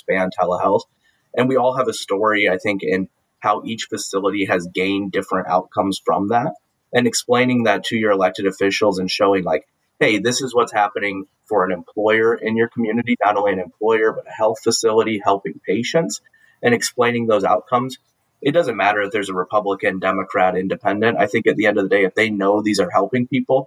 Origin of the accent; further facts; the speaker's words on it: South Dakota, United States; moved away as an adult; now in Washington, D.C., United States; I'm from South Dakota